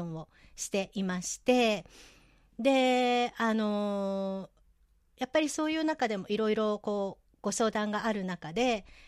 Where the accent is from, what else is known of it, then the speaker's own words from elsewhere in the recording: Nagoya, Aichi, Japan; 名古屋生まれの名古屋育ちで、えー、今も名古屋在住なんですけれども